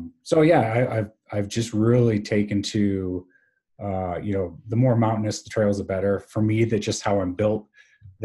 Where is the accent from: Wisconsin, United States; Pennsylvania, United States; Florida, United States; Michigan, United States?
Wisconsin, United States; Wisconsin and an amazing college, you're right, my hometown